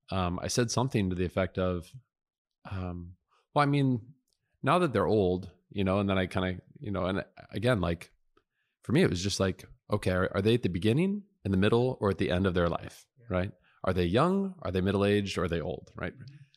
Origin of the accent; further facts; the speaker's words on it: South Dakota, United States; born there; also born or lived in Omaha, Nebraska / Cheyenne, Wyoming / Montgomery, Alabama / Woodbridge, Virginia; No, I said, listen, I was born in South Dakota.